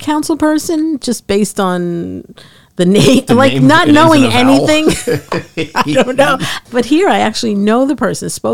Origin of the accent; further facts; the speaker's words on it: New York, United States; moved away as an adult; now in Trenton, United States; we're from New York